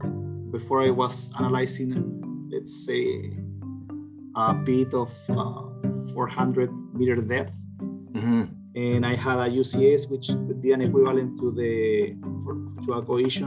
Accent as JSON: {"language": "English", "town": "Chillán", "region": "Ñuble", "country": "Chile", "tie": "born or raised there", "also_born_or_lived": "Concepción, Chile", "moved": "yes", "said": "I'm originally from Chile. Mm-hmm. I grew up in a city called Chillán, which is about 4.5 hours south from Santiago."}